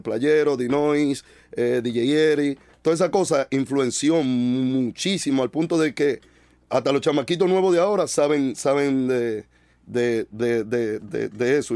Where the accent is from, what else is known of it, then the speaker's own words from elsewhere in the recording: Dominican Republic; de donde yo vengo, tú entiendes, había muy poca información